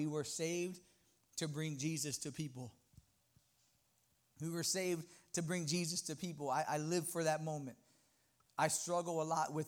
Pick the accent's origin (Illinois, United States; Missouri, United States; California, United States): California, United States; Los Angeles; also born or lived in New York; now in Texas, United States; I'm originally from Los Angeles, moved to New York, and I moved to Texas